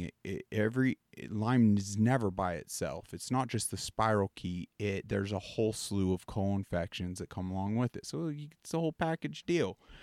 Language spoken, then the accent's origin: English; Pennsylvania, United States; I grew up on the East Coast, and it almost was a ritual as kids. Like, in our Pennsylvania, we had some acres